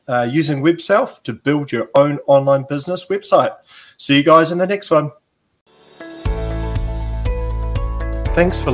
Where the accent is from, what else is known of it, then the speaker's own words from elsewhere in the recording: New Zealand; accent: Kiwi; my Kiwi accent